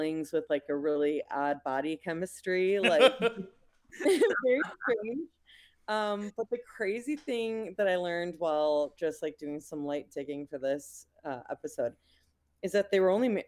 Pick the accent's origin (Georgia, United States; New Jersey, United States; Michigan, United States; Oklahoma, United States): Michigan, United States; St. Clair Shores; I'm from St. Clair Shores, Michigan, which is about 5 or 10 minutes outside of Detroit